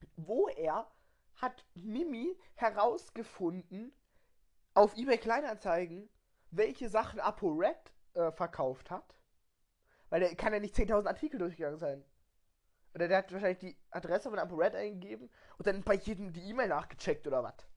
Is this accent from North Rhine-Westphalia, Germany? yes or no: no; Baden-Württemberg, Germany; Wir kommen aus Baden-Württemberg